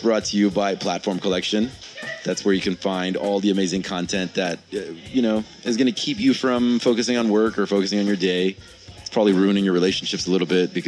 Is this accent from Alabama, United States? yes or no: no; San Diego, California, United States; also born or lived in Tehran, Iran; I'm from San Diego by way of Tehran, Iran